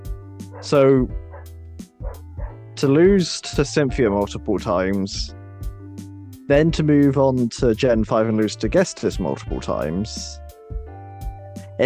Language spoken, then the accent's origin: English; United Kingdom; we're British